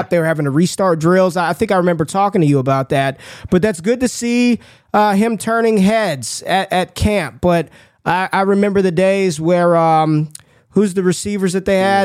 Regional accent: Las Vegas, Nevada, United States; I grew up in Vegas

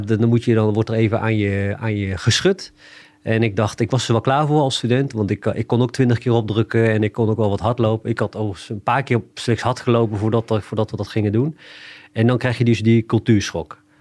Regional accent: Achterhoek, Gelderland, Netherlands; ik kom uit de Achterhoek. En ik heb Indische roots.

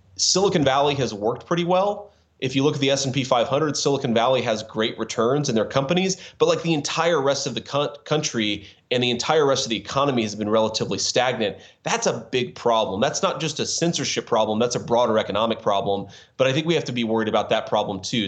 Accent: Cincinnati, Ohio, United States; we launched our VC firm in Cincinnati. You know, I'd been in VC the industry for a few years. I always wanted to do something in my hometown

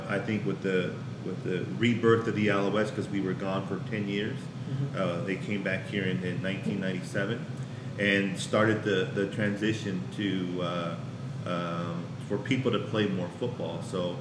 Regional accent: Los Angeles, California, United States; moved away; also born or lived in Montreal; I grew up in Los Angeles, California

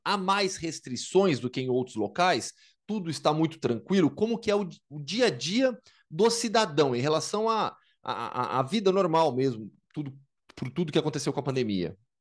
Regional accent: Campinas, São Paulo, Brazil; Eu sou de Campinas e joguei basquete na base

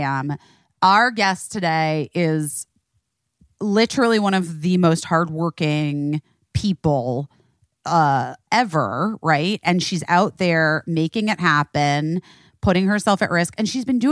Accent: Arizona, United States; I grew up in Arizona

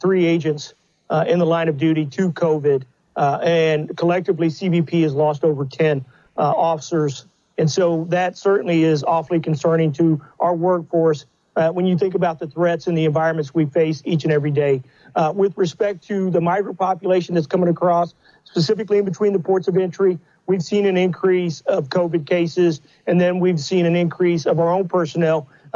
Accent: the Southwest border, United States; I grew up on the Southwest border

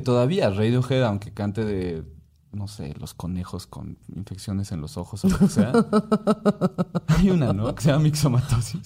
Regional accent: Mexico; soy un mestizo mexicano

